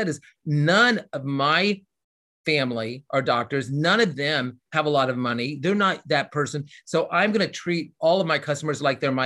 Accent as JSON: {"language": "English", "region": "Indiana", "country": "United States", "also_born_or_lived": "Los Angeles, California", "moved": "yes", "lives_now": "Louisville, United States", "said": "I'm from Indiana, so it's right next door"}